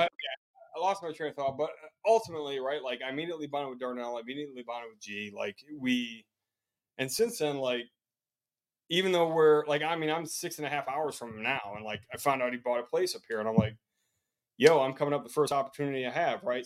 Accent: Chicago, Illinois, United States; now in Columbia, United States; I'm from Chicago, Illinois. Currently, the, currently living in Columbia, South Carolina

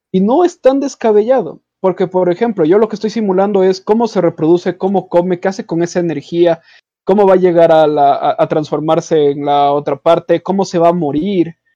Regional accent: Quito, Pichincha, Ecuador; born there; Los cuatro nacimos en Quito, eh, nacimos en Quito Ecuador.

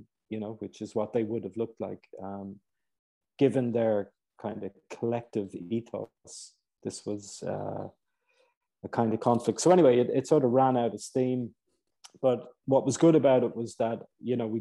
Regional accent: Ireland; moved away; also born or lived in Cairo, Egypt; I'm originally Irish

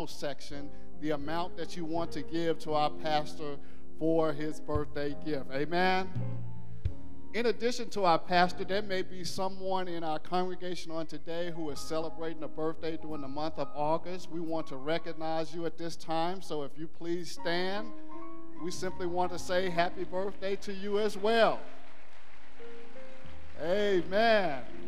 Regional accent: Arkansas, United States; moved away; I'm from down south. I'm from Arkansas

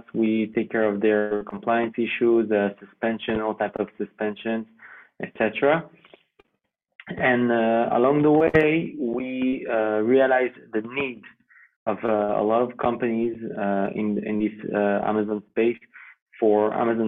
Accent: Geneva, Switzerland; first language French; English is a second language; now in Israel; I originally was born in Switzerland. Okay. So the French side of Switzerland, which is Geneva, speak French. So my mother tongue language is French

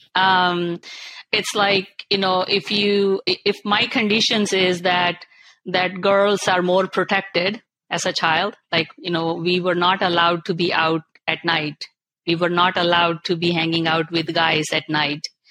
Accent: India; moved away as an adult; now in Canada; I'm born and brought up in India

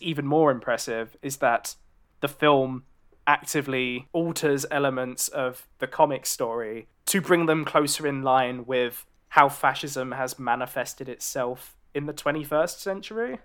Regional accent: London, United Kingdom; I'm a Londoner

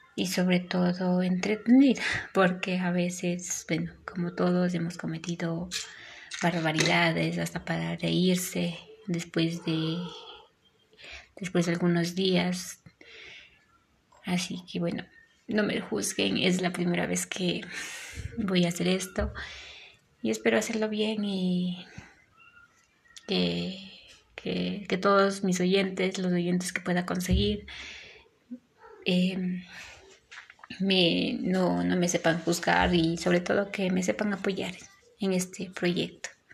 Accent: Ecuador; soy de Ecuador

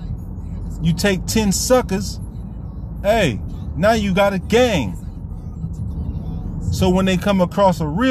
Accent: Vallejo, California, United States; moved away; I was raised in the Crest. Vallejo, California, man, one of the most sickest neighborhoods you would ever want to be

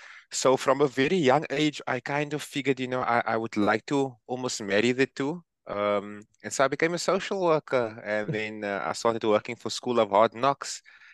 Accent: Cape Town, Western Cape, South Africa; from Cape Town, South Africa.

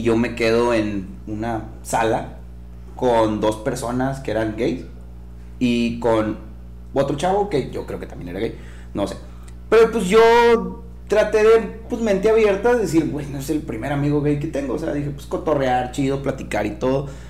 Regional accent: Mexico; soy mexicano

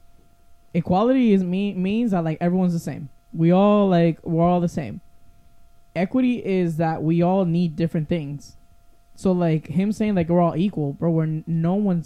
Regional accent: Puerto Rico; now in Florida, United States; I grew up in Puerto Rico

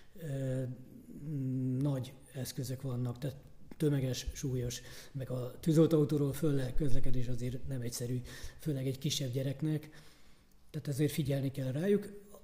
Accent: Börgönd, Fejér, Hungary; én Börgöndi reptéren nőttem föl

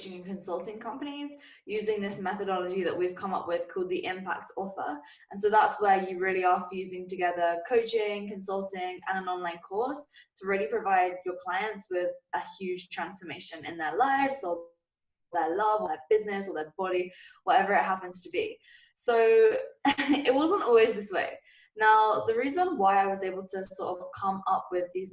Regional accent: England, United Kingdom; as you guys may or may not have been able to tell from my voice, I'm from England

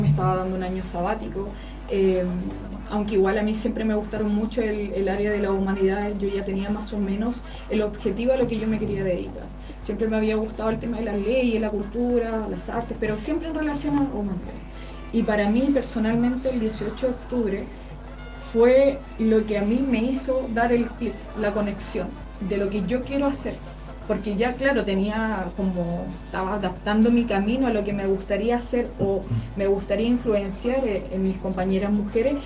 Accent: Curicó, Maule, Chile; yo que nací, crecí eh, en Aguas Negras

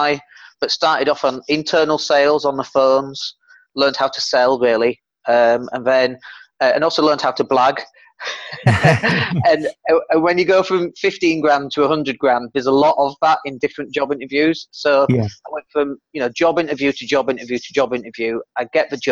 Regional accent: Leeds, Yorkshire and the Humber, United Kingdom; also born or lived in Spain; I come from Leeds, and you might be able to tell from the accent

